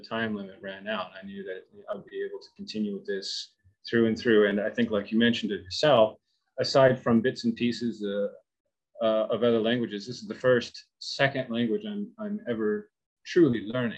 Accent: Wichita, Kansas, United States; I moved back to my hometown of Wichita, Kansas

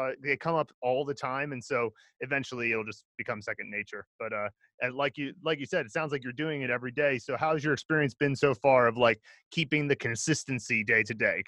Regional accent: United States; now in Chengdu, China; I'm American

